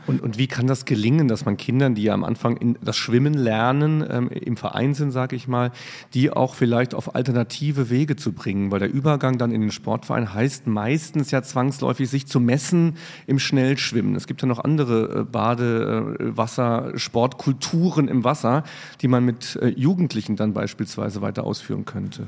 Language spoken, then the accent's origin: German; Riegelsberg, Saarland, Germany; now in Mainz, Germany; Ich bin in Riegelsberg aufgewachsen